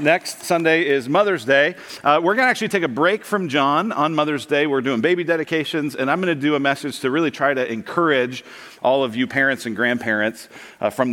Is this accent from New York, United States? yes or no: no; Colorado, United States; moved away; I grew up in Colorado